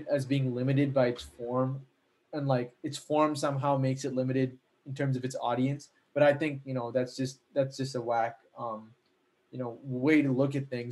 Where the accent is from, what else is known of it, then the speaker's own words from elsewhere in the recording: United States; I'm from America